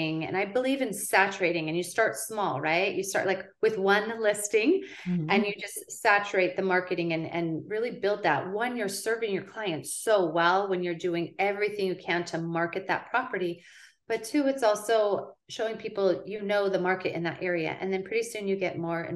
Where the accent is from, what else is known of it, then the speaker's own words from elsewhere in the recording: West Linn, Oregon, United States; my family moved here when I was 14